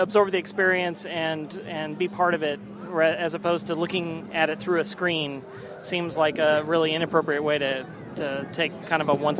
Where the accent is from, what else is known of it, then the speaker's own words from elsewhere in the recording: Emeryville, California, United States; Emeryville, California.